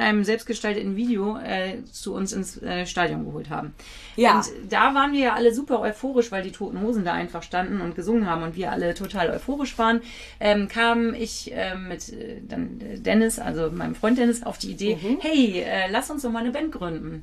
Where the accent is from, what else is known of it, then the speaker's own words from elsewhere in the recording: Kiel, Schleswig-Holstein, Germany; ich bin ja in Kiel geboren